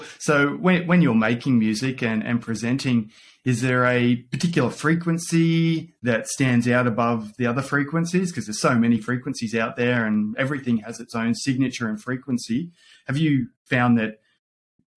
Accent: Australia; my home country of Australia

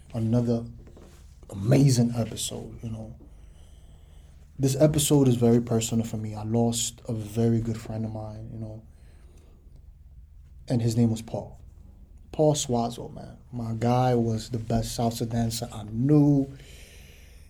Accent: New York City, New York, United States; Growing up in the Bronx is tough

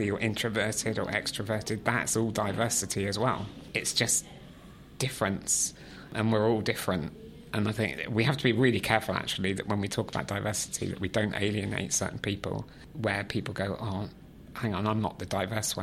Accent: West Country, South West England, United Kingdom; I grew up in the West Country, in the countryside.

